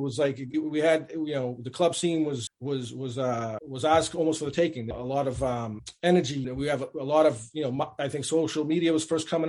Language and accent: English; Lynn, Massachusetts, United States; I was born and raised here at Lynn, Massachusetts, which if you're not from around the area, is like 20 minutes north of Boston. You know, and my, you know, immigrant parents